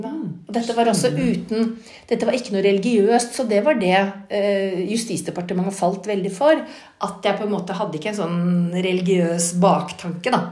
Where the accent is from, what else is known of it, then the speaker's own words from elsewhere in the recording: Oslo, Norway; jeg vokste sjøl opp eh, på Ammerud